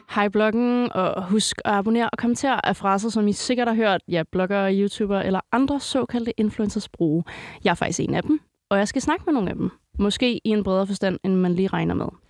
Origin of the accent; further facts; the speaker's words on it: Greve, Zealand, Denmark; Jeg er, øh, jeg er vokset op ved, øh, lige ved Moset Fort